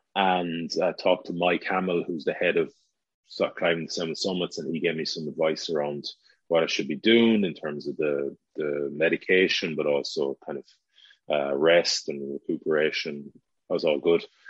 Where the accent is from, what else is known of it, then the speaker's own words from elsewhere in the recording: Galway, Connacht, Ireland; our hometown, Galway